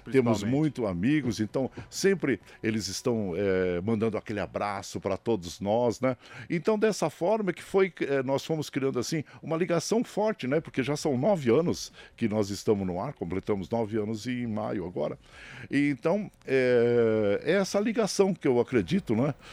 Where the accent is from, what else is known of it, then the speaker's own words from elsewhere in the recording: São Bernardo do Campo, São Paulo, Brazil; also born or lived in Tapiraí; eu nasci em São Bernardo e do Campo, né? São Bernardo do Campo